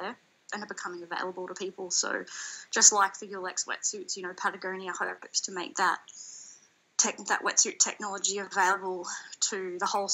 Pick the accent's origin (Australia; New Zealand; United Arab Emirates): Australia; east coast of Australia; I grew up surfing along the east coast of Australia